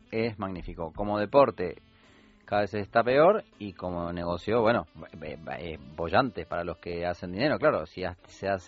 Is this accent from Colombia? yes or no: no; Argentina